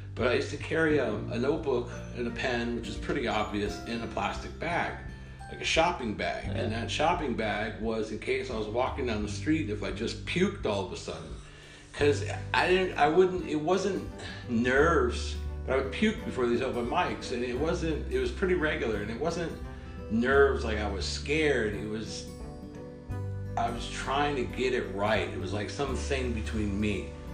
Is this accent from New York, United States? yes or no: no; Redondo Beach, California, United States; moved away as an adult; also born or lived in Oregon / Midwest / Los Angeles; now in Stavanger, Norway; I grew up in Redondo Beach, California